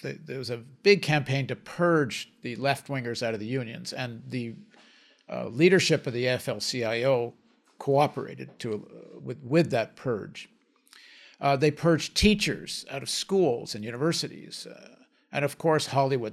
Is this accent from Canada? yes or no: yes; Canada; they came back to Canada, and, and then I, as a result of that, I was born in Canada